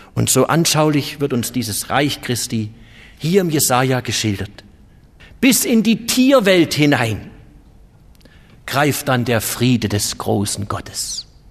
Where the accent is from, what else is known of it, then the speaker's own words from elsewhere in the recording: Germany; bei uns in Deutschland